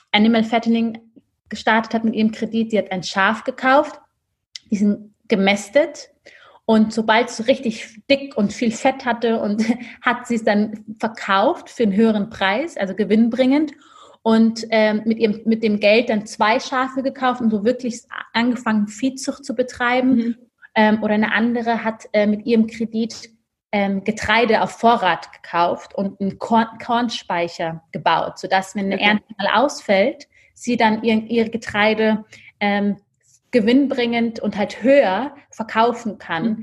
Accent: Ethiopia; now in Germany; Und ich glaube auch die Tatsache, dass Sali und ich wir kommen aus Äthiopien. In all den Frauen sehen wir ein Stück weit uns selber.

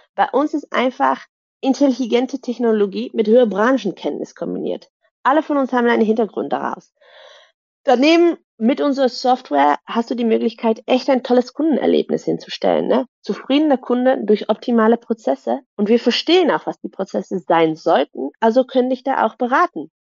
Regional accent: Netherlands; German is a second language; moved away as an adult; also born or lived in Germany / Brussels; ich bin gebürtige Niederländerin, aber habe lange in Deutschland gearbeitet und studiert

